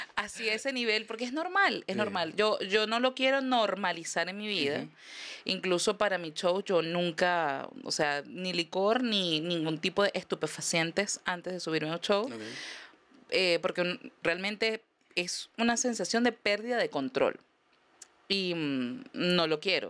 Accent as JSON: {"language": "Spanish", "country": "Venezuela", "moved": "as an adult"}